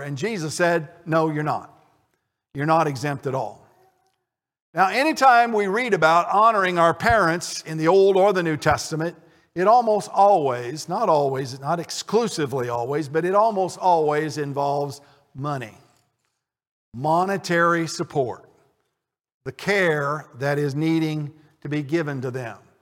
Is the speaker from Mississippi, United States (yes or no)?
no; Connersville, Indiana, United States; my hometown of Connersville